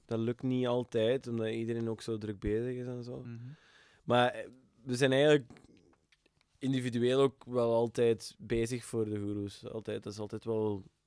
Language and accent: Dutch; Limburg, Flanders, Belgium; We zijn Limburgers uh geworden. Uh, ik ben altijd geweest